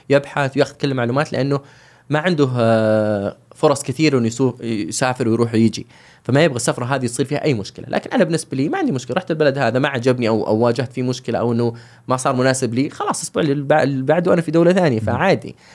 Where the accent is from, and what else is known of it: Saudi Arabia